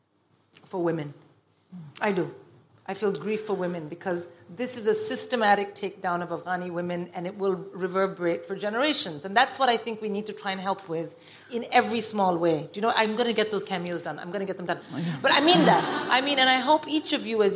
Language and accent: English; India; moved away; I grew up in India